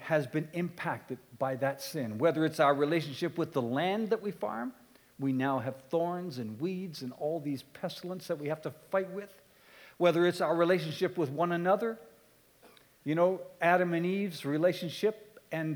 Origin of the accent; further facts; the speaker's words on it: Halifax, Nova Scotia, Canada; I come from Eastern Canada. I grew up in Halifax.